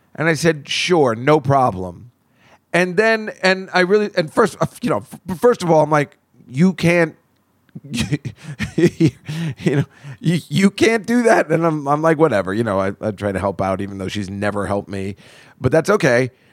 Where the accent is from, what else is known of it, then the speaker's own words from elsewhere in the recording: Edison, New Jersey, United States; my hometown has turned into little India